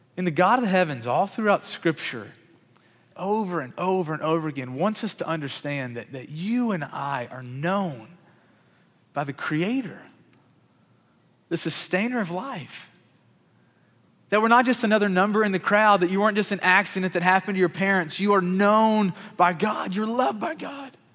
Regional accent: Murray, Kentucky, United States; I grew up in Murray, Kentucky

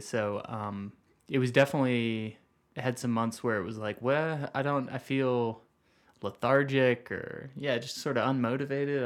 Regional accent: St. Louis, Missouri, United States; now in Flagstaff, United States; I'm from Saint Louis

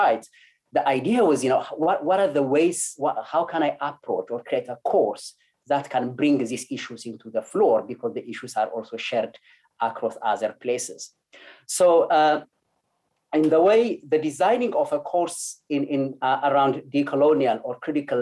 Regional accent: Ethiopia; English is a second language; moved away; Growing up in Ethiopia, especially being close to rural side of Ethiopia, I grew up very close to nature

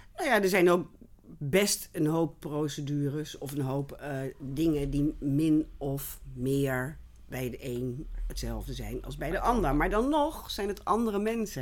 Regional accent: Rotterdam, South Holland, Netherlands; moved away as an adult; also born or lived in Utrecht / Hilversum; ik kom oorspronkelijk uit Rotterdam. Ik ben een stadskind

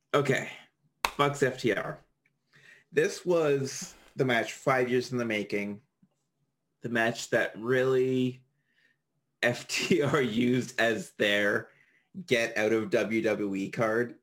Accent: Canada; I'm Canadian.

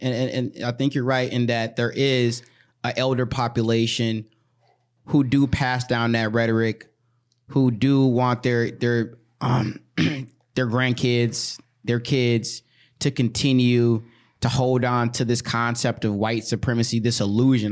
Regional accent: White Bear Lake, Minnesota, United States; growing up in White Ri-, you know, two years, three years in White Bear Lake where we went to school

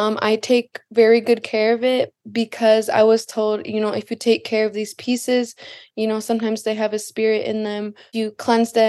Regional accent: Lac du Flambeau, Wisconsin, United States; from Lac de Flambeau, Wisconsin.

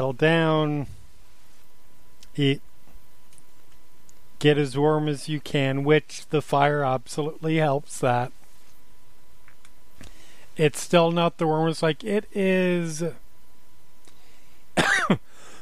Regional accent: United States; I'm American

